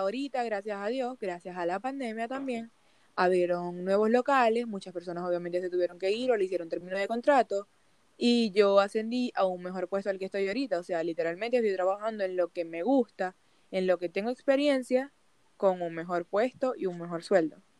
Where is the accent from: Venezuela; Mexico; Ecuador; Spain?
Venezuela; moved away as an adult; also born or lived in United States; now in Chile; La primera vez que yo salí de Venezuela fue un 17 de abril